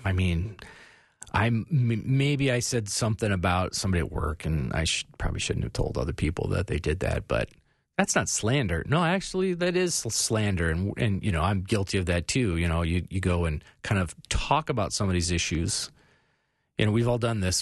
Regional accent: Phoenix, Arizona, United States; I grew up in Phoenix in the eighties.

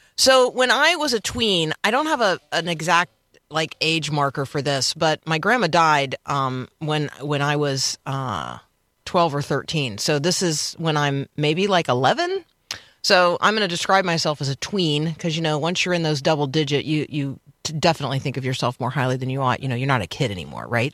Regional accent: Tampa, Florida, United States; the neighborhood where I grew up in Tampa, Florida

